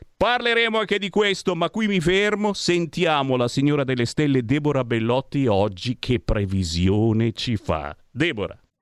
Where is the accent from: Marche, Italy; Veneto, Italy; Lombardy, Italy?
Lombardy, Italy; Monza; Monza, mia città natale, ci ho vissuto 30 anni